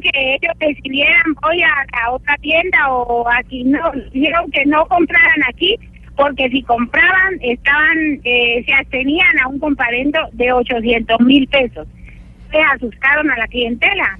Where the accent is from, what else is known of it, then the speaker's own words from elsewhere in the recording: Cali, Valle del Cauca, Colombia; moved away; yo llevo 30 años aquí pero yo no soy de acá, yo, yo trabajo para conseguir un pasaje precisamente de pronto para irme ya para mi tierra que es Cali